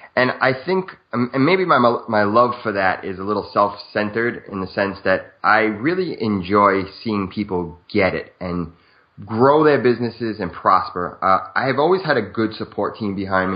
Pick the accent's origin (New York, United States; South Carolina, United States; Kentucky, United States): New York, United States; New York City; moved away as an adult; now in New Jersey, United States; I'm born and raised in Brooklyn, New York, till about 30 years old